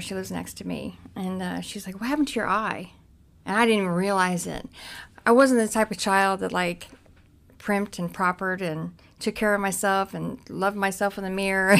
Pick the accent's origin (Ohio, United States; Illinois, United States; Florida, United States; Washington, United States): Ohio, United States; Cincinnati; I grew up in Cincinnati. That's where my mom was, um, Price Hill in Cincinnati